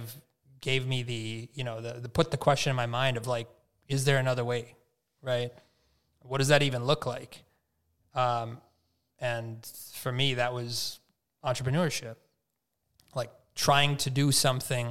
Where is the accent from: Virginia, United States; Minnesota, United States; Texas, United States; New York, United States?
Minnesota, United States; I was born in Minnesota